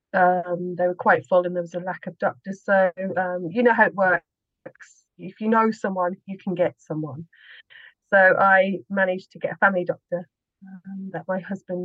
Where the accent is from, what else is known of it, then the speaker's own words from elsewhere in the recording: Birmingham, West Midlands, United Kingdom; now in Slovakia; I'm from Birmingham in the UK.